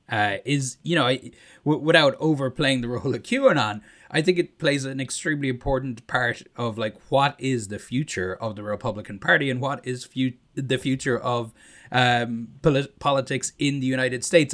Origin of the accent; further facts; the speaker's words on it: Ireland; accent: Irish; moved away; my Irish accent